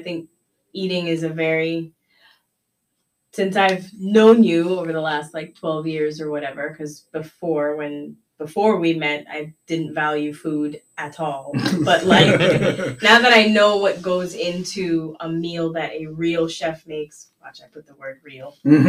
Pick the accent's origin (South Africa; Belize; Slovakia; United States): Belize; I do miss my grandmother used to do, you know, because we're from Belize, right?